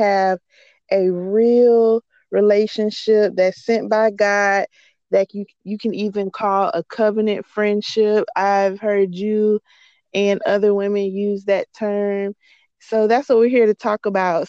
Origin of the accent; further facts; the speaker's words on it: North Florida, United States; moved away as an adult; also born or lived in Jacksonville, Florida; now in Central Florida, United States; I am from North Florida, but my husband and I decided to move to Central Florida